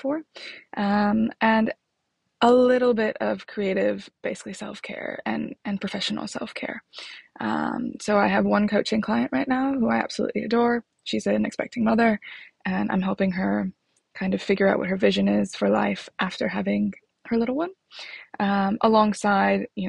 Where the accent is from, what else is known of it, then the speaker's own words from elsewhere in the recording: Chicago, Illinois, United States; moved away as an adult; now in London, United Kingdom; I was born in Chicago. I live in London.